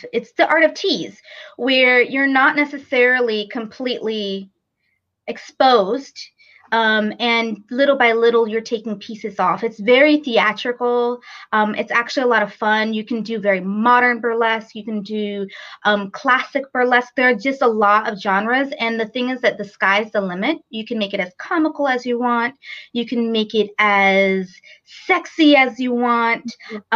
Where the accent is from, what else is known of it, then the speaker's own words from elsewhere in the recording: New York, United States; moved away as an adult; now in Raleigh, United States; I'm actually originally from New York and moved here about seven years ago to Raleigh, North Carolina